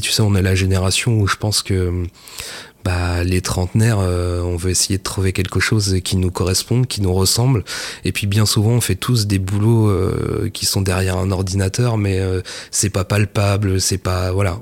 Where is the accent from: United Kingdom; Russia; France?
France; Mortagne-au-Perche, Normandy; also born or lived in Le Mans; j'ai grandi euh, bah, à Mortagne au Perche, précisément. Et euh, comme tous les percherons, je suis né au Mans